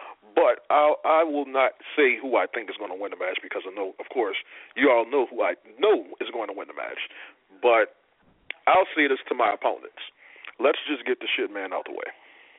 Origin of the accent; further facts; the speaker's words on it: New Orleans, Louisiana, United States; I am in New Orleans, Louisiana, my hometown, my city. You don't walk in my city and take what I want.